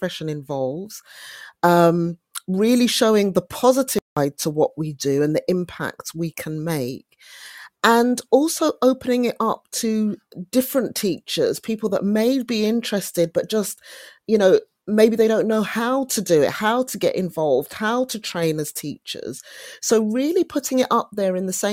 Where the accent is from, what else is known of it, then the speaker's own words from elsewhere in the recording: London, United Kingdom; I grew up in Brixton in South London